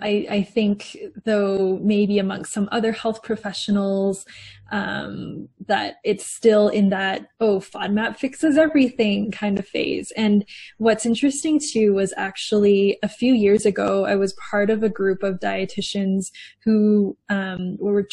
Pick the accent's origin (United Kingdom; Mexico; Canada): Canada; Calgary, Alberta; So I'm from Calgary in Canada, and I'm a dietitian